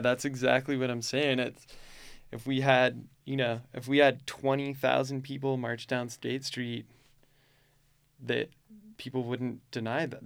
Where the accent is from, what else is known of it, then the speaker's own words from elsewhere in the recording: United States; now in Utah, United States; I grew up in Lake Tahoe